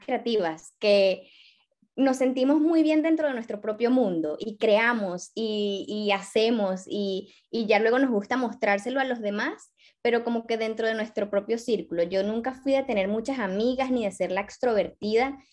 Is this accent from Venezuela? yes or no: yes; Venezuela; moved away as an adult; now in Barcelona, Spain; soy venezolana